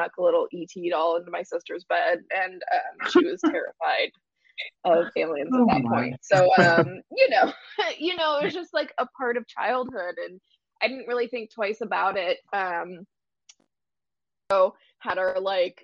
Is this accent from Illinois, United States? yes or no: yes; Central Illinois, United States; I grew up in Central Illinois